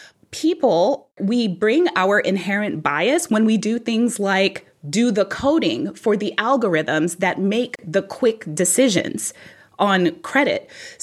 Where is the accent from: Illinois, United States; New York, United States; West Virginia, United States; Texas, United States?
New York, United States; New York City; I grew up in New York City